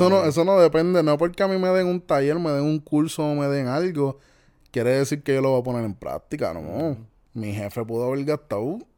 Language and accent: Spanish; Puerto Rico; soy típico puertorriqueño